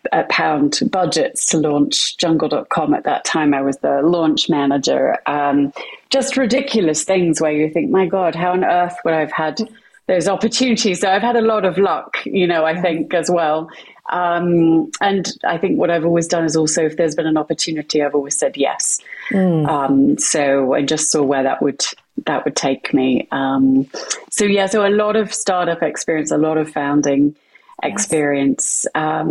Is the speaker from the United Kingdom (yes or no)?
yes; West Midlands, United Kingdom; born there; I'm British. You'll hear that from my accent, though it does wander a little bit at times. So I was born in the middle of the UK, a very small village in Warwickshire, which is right in the centre of the UK